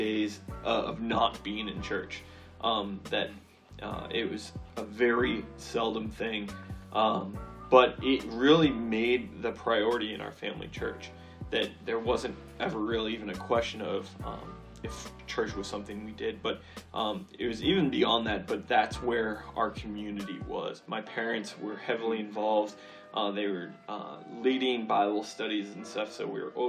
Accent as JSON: {"language": "English", "region": "southern New Hampshire", "country": "United States", "tie": "born or raised there", "also_born_or_lived": "Fairfield, Connecticut", "moved": "as an adult", "said": "I grew up in southern New Hampshire"}